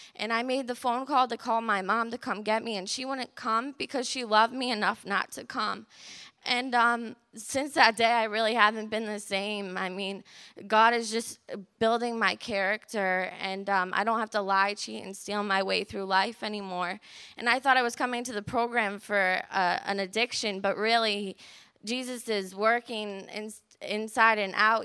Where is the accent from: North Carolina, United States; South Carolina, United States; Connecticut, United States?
Connecticut, United States; Hebron; I'm nineteen years old, and I'm from Hebron, Connecticut